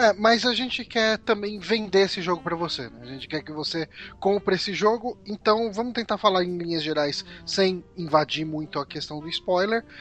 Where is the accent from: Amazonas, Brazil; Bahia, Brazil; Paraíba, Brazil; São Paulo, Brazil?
São Paulo, Brazil; accent: Zona Leste de São Paulo; eu tento fugir desse sotaque do, da Zona Leste de São Paulo